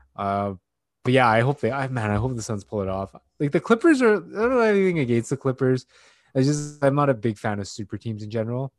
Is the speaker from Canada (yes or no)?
yes; Canada; first generation Asian, uh, Canadian-born Chinese